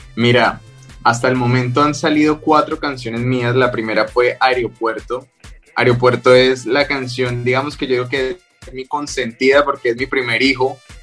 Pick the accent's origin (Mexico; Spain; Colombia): Colombia; Cali, Valle del Cauca; moved away as an adult; also born or lived in Bogotá, Colombia; yo soy de Cali, en, Colombia, que es la capital de la salsa